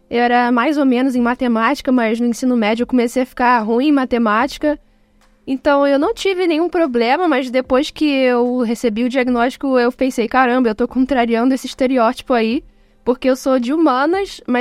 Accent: Rio de Janeiro, Brazil; eu sou do Rio de Janeiro

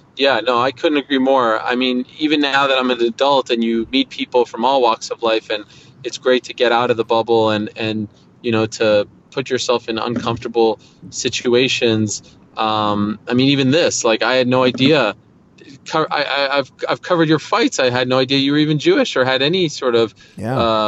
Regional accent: Montreal, Quebec, Canada; moved away as an adult; also born or lived in Syracuse; I grew up at I grew up in Montreal

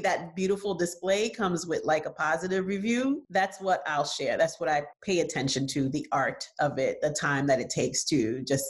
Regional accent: New York City, New York, United States; also born or lived in Haiti; I grew up in New York City and I was a child when the Central Park Five

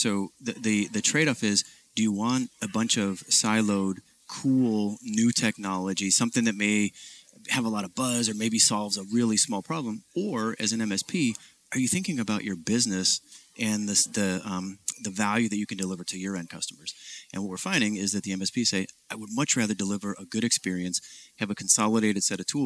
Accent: Ohio, United States; also born or lived in Detroit, Michigan; I was born in Detroit, grew up in Ohio

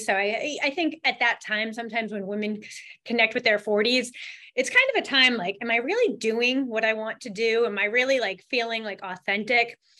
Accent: Boston, Massachusetts, United States; I'm from the Boston area

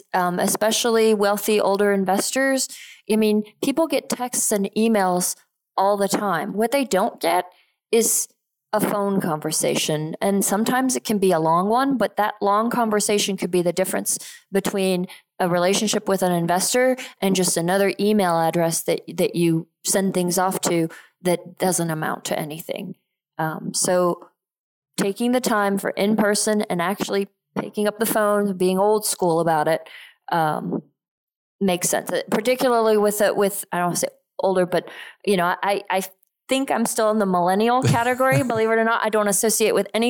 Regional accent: Geneva, Switzerland; moved away; also born or lived in Texas; I grew up in Geneva, Switzerland, and my dad lives there

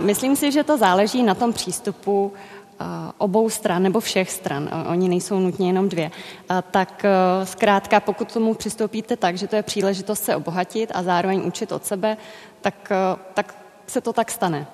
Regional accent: Czechia; z Česka

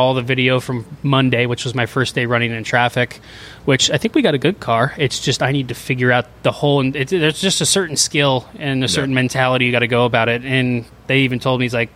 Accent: Florida, United States; my parents moved to Florida before I was ever born.

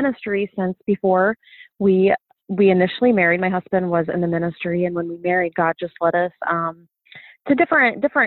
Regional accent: Ohio, United States; I've been born and raised in Ohio my whole life

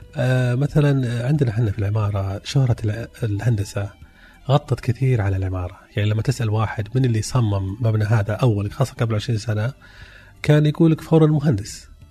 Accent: Saudi Arabia; عندنا في السعوديه

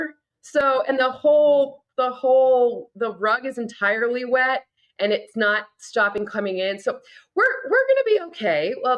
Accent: Midwest, United States; I'm not from here. I didn't make this infrastructure. I'm from the Midwest. I'm a hardy soul.

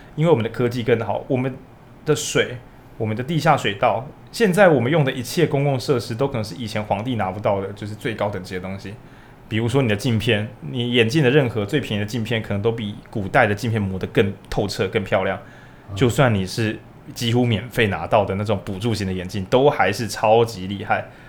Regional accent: Changhua County, Taiwan; 我是彰化人

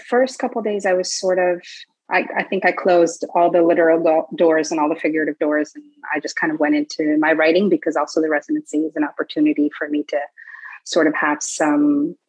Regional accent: Paris, Île-de-France, France; because I come from Paris and it's a very big city

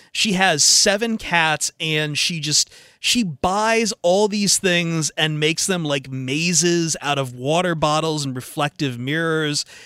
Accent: Toledo, Ohio, United States; I grew up in Toledo

